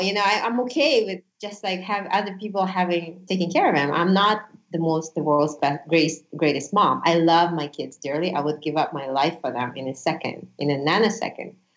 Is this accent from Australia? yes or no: no; Uzbekistan; first language Russian; English is a second language; also born or lived in Honolulu, Hawaii; now in Las Vegas, United States; From Uzbekistan. I was actually born in Soviet Union, so my native language is Russian.